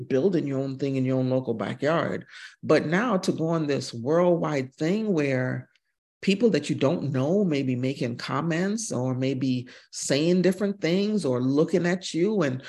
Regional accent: United States; But being a military kid, my dad was in the military. I am West Indian American. My dad is from Mississippi. And having the fortune of traveling around the world since I was probably 2 years old and speaking three different languages.

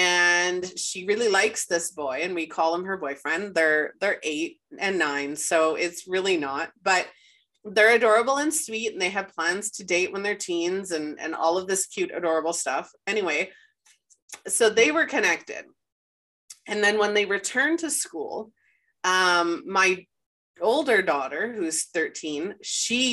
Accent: Winnipeg, Manitoba, Canada; moved away as an adult; we moved back to Winnipeg and we were born and raised in Winnipeg

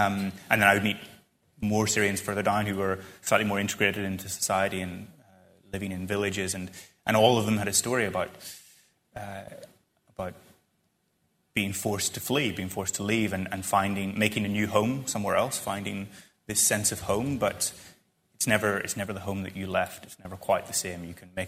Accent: Ireland; And then eventually someone asked where I was from. And I said, I'm from Ireland.

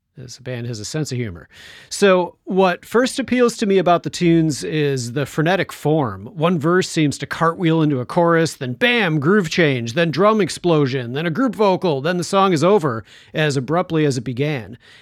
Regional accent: Chicago, Illinois, United States; my hometown, Chicago

